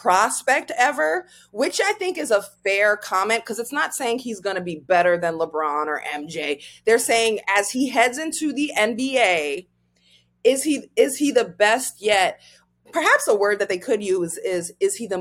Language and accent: English; Nigeria; I'm African, I'm Nigerian.